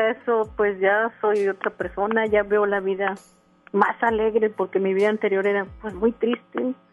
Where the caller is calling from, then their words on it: San Nicolás, Nuevo León, Mexico; de San Nicolás.